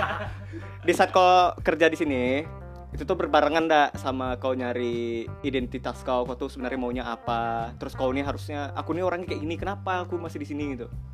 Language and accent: Indonesian; Sumatra, Indonesia; kita orang Sumatera semua